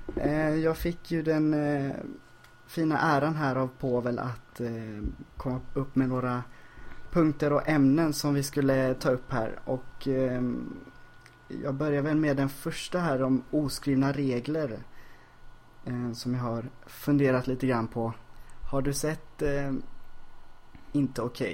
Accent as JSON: {"language": "Swedish", "town": "Ljungskile", "region": "Västra Götaland", "country": "Sweden", "tie": "born or raised there", "moved": "yes", "lives_now": "Stockholm, Sweden", "said": "Ljungskile där jag växte upp"}